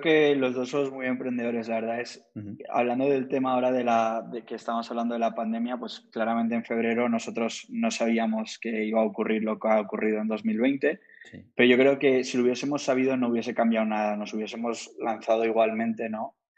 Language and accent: Spanish; Madrid, Community of Madrid, Spain; also born or lived in Cambridge / Boston / Miami / Bogotá; soy de origen de la India, nací en, Madrid, la verdad es que he vivido unos 15, 20 años en, Madrid